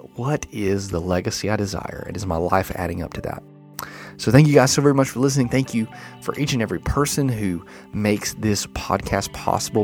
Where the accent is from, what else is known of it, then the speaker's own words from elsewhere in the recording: Enterprise, Alabama, United States; moved away; my hometown, uh, Enterprise, Alabama